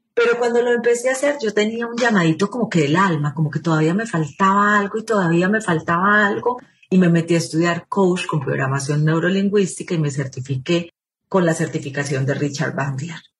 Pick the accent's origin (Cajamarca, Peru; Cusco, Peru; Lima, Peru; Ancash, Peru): Lima, Peru; moved away as an adult; now in Colombia; yo nací en Lima, Perú. Mi papá era periodista, por eso nacimos en Perú, y era algo así como uno de los presentadores más íconos de la televisión en Perú. Me viví gran parte de mi vida, estudié el colegio, estudié la universidad en Lima